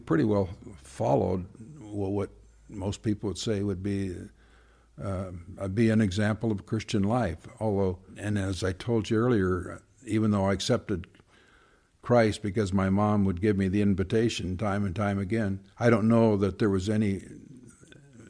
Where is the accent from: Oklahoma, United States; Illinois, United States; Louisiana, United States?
Oklahoma, United States; Bristow; Bristow, Oklahoma